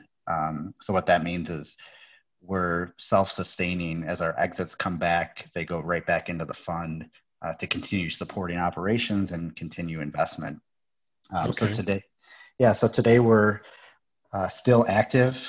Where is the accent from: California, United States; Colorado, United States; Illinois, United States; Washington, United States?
Illinois, United States; Chicago; I actually was born and raised in the Chicago area